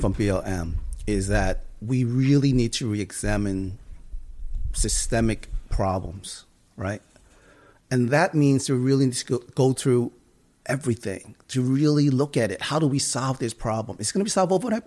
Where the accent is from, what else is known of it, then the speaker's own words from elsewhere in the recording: United States; I grew up in Chinatown. These are the people I grew up